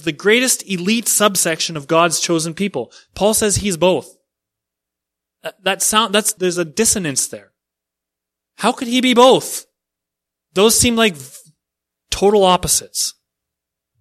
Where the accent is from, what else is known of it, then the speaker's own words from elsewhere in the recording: Canada; I'm Canadian